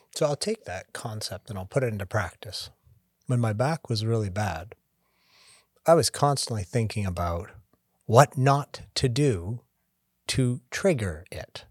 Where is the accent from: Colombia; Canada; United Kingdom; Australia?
Canada; moved away as an adult; now in United States; I'm Canadian originally. Been down in the States for twenty years.